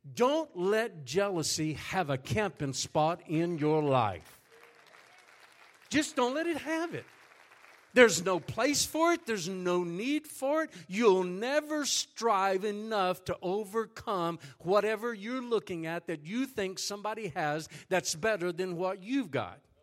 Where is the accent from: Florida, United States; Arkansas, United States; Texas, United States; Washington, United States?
Texas, United States; moved away as an adult; now in Haiti; I am a Texan, and I am proud to be a Texan